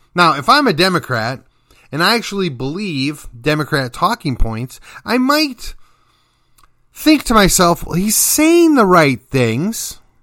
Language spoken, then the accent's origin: English; Milwaukee, Wisconsin, United States; now in McKinney, United States; my home state and city of Milwaukee